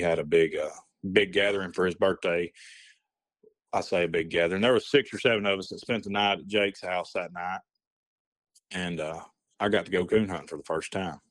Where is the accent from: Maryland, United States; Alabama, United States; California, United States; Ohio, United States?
Alabama, United States; Hamilton; I grew up here in Hamilton